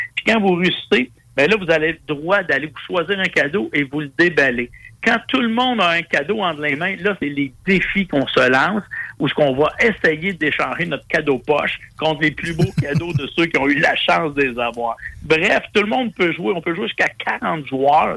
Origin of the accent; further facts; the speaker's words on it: Quebec, Canada; ici, chez nous au Québec